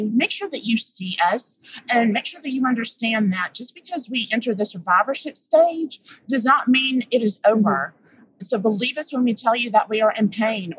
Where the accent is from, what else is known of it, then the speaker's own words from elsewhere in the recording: Atlanta, Georgia, United States; my hometown of Atlanta, Georgia